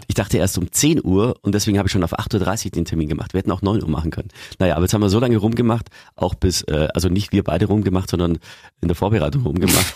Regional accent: Lower Bavaria, Germany; bei uns in Niederbayern

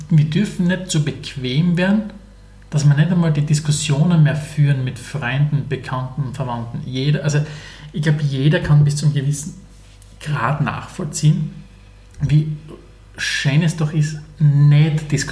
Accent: Styria, Austria; Aus der Oststeiermark. Also dort, wo, wo ich bin, ist es noch sehr Okay

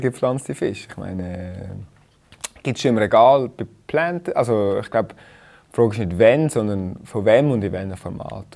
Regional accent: Rheinfelden, Aargau, Switzerland; moved away as an adult; also born or lived in Zurich; ich bin in Rheinfelden aufgewachsen

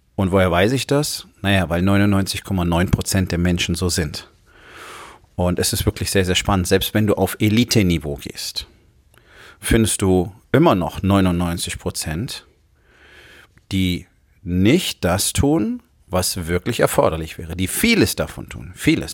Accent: Rhineland, Germany; im Rheinland, wo ich groß geworden bin, einen guten Teil meiner Jugend

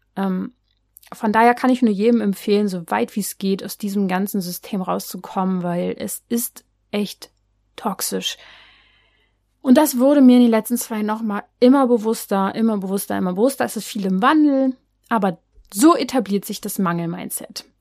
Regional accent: Berlin, Germany; ich bin ja aus Berlin

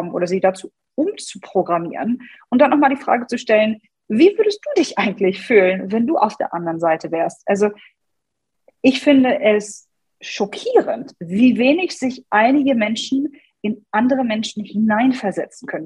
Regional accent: Hanover, Lower Saxony, Germany; ich komme aus {S255} Hannover.

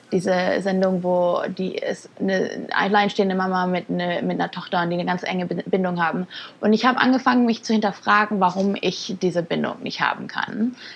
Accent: Germany; Ja, also geboren und groß geworden in Deutschland.

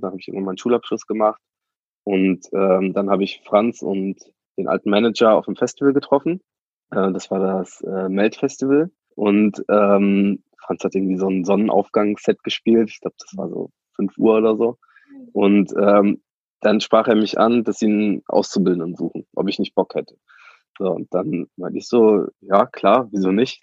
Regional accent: Germany; komme eher so von einem Dorf, irgendwie 1300 Mann ähm, und war dann zwar in meiner Jugend immer in Bonn und Köln unterwegs

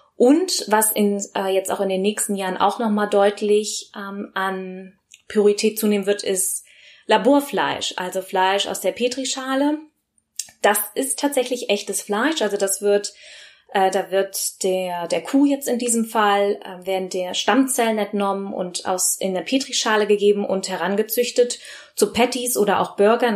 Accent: Bergisch Gladbach, North Rhine-Westphalia, Germany; moved away; also born or lived in London; ursprünglich äh, im Kölsche Mädche, also im Rheinland geboren, also ähm, in Bergisch Gladbach, um genau zu sein

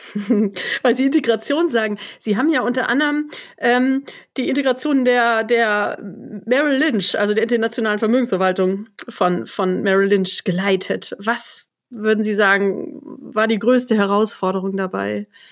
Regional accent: Germany; so wie ich aus deutscher Sicht

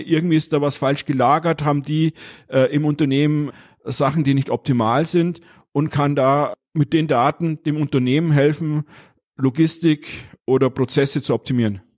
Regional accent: Bavaria, Germany; ich bin Bayer

